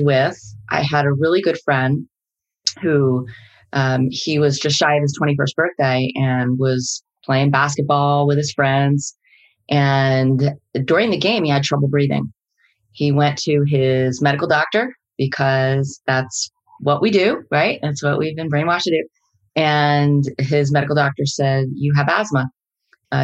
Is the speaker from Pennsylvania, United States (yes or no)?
no; New Jersey, United States; I grew up in New Jersey, youngest out of 10 children, big family